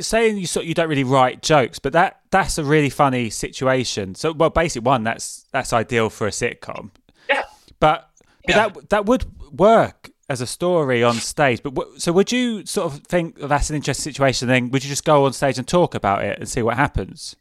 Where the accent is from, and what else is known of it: England, United Kingdom; accent: southern